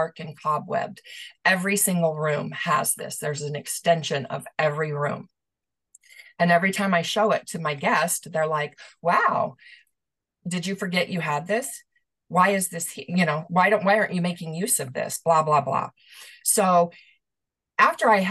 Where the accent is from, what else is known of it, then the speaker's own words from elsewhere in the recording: Omaha, Nebraska, United States; I was born and raised in Omaha, Nebraska